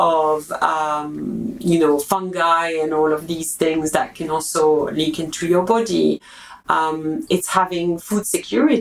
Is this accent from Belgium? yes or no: yes; Belgium; I'm from Belgium